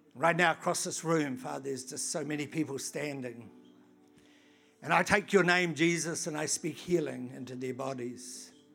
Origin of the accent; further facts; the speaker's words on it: New Zealand; I come from New Zealand